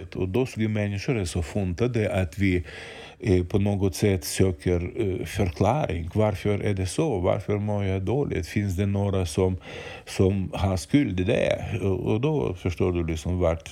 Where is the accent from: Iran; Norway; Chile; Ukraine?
Ukraine; Swedish is a second language; now in Sweden; jag är född och uppvuxen i Ukraina